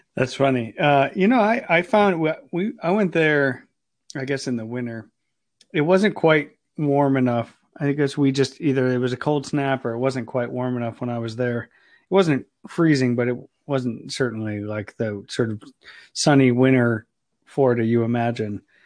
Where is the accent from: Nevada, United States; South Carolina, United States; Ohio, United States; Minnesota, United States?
Ohio, United States; moved away; I'm from Ohio originally